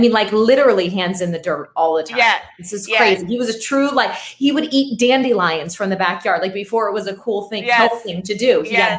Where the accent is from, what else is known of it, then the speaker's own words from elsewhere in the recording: Pittsburgh, Pennsylvania, United States; moved away; we're going back home to my hometown. We're going back to Pittsburgh